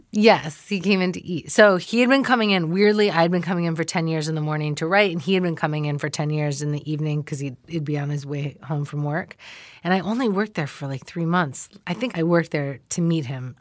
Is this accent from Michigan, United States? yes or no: yes; Ann Arbor, Michigan, United States; I'm from Ann Arbor, Michigan